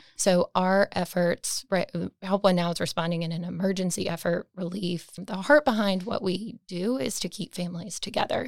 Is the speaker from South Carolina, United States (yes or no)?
no; Raleigh, North Carolina, United States; I am from Raleigh, born and raised. I've been here my whole life.